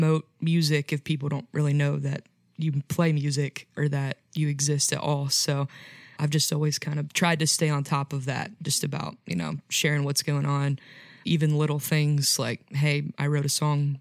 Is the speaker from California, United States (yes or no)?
no; Ohio, United States; moved away as an adult; now in Tennessee, United States; I'm from Ohio, but I go to school at Lee in Tennessee